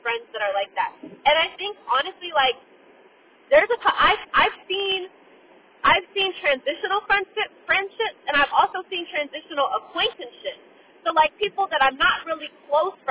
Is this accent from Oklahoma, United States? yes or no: no; Fort Myers, Florida, United States; moved away as an adult; I would prefer to be back in my hometown because all of my intimate circle is back home. Like, my best friend, Jasmine, Kamari, my family are all back home. And so the people that I actually want to develop deeper relationships with are in Fort Myers